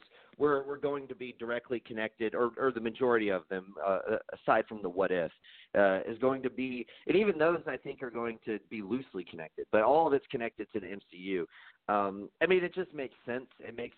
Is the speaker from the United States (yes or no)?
no; United Kingdom; I'm British.